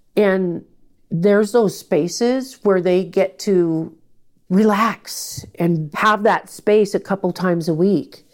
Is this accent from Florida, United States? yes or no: no; Portland, Oregon, United States; I was born and raised in Portland